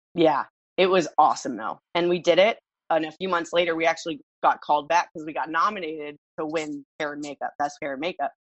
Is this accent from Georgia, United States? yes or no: no; Los Angeles, California, United States; moved away as an adult; also born or lived in Santa Monica, California / Reseda, California; now in Miami, United States; I was born in Santa Monica, California. I was raised in Los Angeles